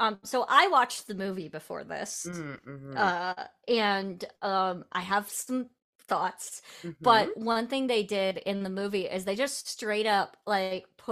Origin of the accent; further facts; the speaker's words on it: Iowa, United States; I grew up in Iowa